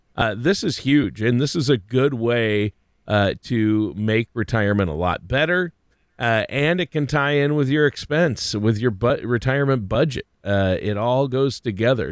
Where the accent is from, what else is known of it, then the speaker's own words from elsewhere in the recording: Minnesota, United States; I grew up in Minnesota, lots of lakes, lots of fishing